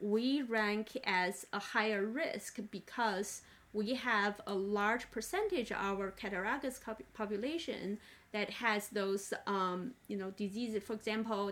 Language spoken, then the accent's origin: English; China; now in United States; I grew up in China, and the environment I grew up was not as clean, so-called, as United States.